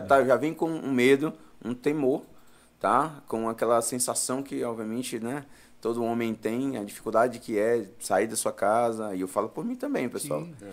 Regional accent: Floriano, Piauí, Brazil; moved away as an adult; now in São Paulo, Brazil; Na verdade, eu nasci no Piauí, sou natural de Floriano

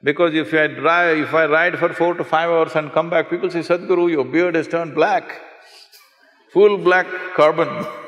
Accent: South India, India; English is a second language; In South India, without having a shower, we won't step out of our home.

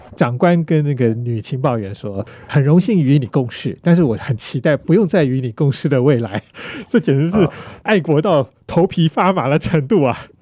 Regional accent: Taiwan; 我们台湾人

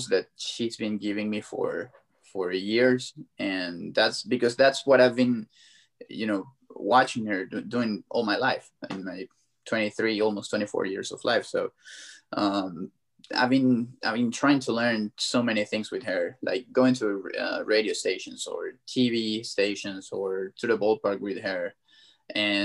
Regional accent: Venezuela; I grew up in Venezuela. I was born over there

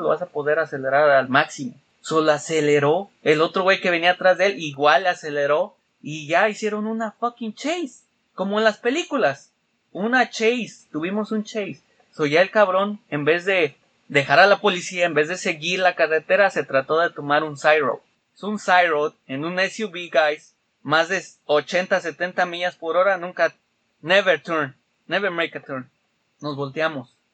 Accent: Mexico City, Mexico; now in Chicago, United States; yo siendo capitalino que nací en el DF ah, y me crié en el DF hasta que vine

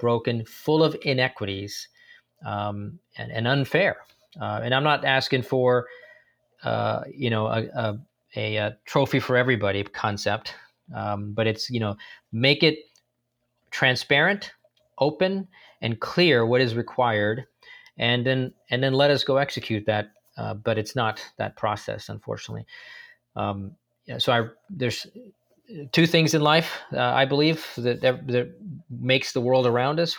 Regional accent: San Francisco, California, United States; also born or lived in India; I grew up in San Francisco, uh, in the Bay Area

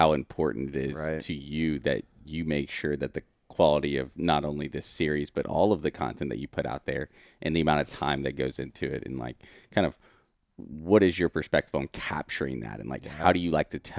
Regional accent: Texas, United States; I grew up in West Texas doing the same thing

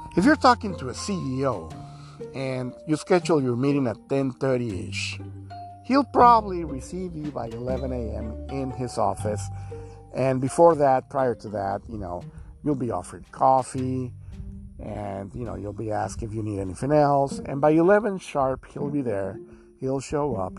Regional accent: Houston, Texas, United States; now in Mexico; I'm from Houston, Texas.

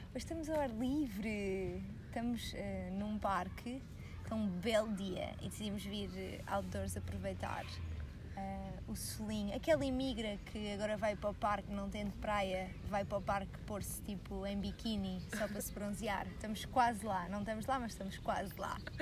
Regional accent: Portugal; nós, enquanto portugueses, por acaso temos bastante sorte

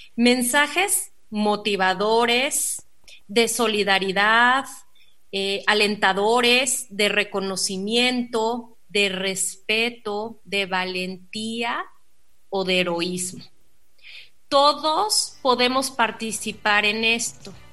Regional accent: Mexico; como mexicanos

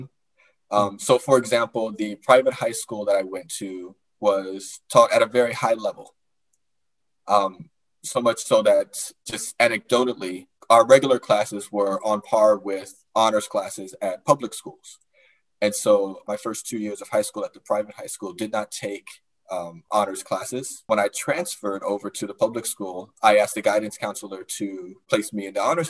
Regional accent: Chicago, Illinois, United States; moved away; also born or lived in Northern Virginia; I grew up in Chicago, on the west side of Chicago

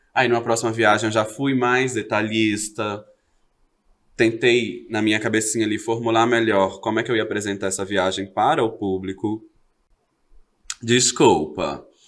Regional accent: Belo Horizonte, Minas Gerais, Brazil; also born or lived in Rio de Janeiro; Sou de BH, nascida, legítima, nascida e criada lá do Hermelai Nova Cachoeirinha

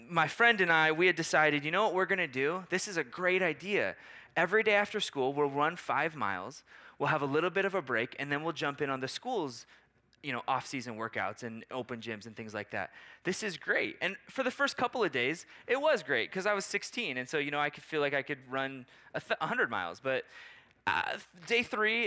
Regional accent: Portland, Oregon, United States; now in Maui, United States; I grew up outside of Portland, Oregon

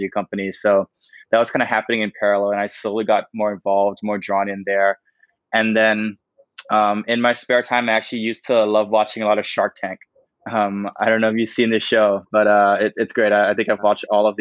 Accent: Bangkok, Thailand; also born or lived in Berkeley, United States; I grew up in Thailand, in Bangkok, lived here my whole life

